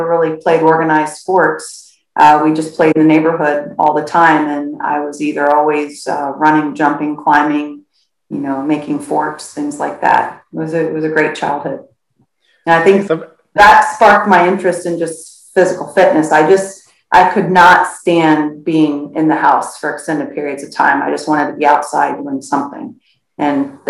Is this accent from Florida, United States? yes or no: yes; Florida, United States; also born or lived in St. Louis, Missouri, United States; I was born in St. Louis, but we moved to Florida when I was 7